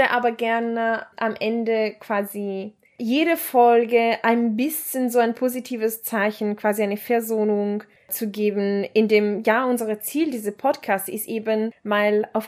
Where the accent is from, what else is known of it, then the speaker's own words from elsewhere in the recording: Leipzig, Saxony, Germany; ich komme aus Leipzig und meine Locken kommen aus